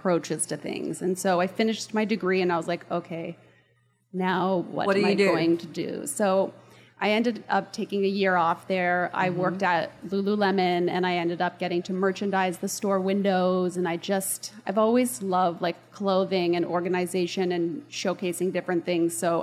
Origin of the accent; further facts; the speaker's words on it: Toronto, Ontario, Canada; also born or lived in Florida; now in Dallas, United States; I was born in Toronto, Canada, and I am the eldest of four kids